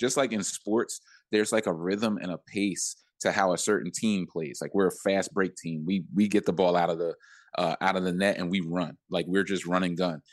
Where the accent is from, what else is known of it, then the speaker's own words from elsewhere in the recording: Philadelphia, Pennsylvania, United States; moved away; also born or lived in New York; I'm from Philly and I have a lot of resources there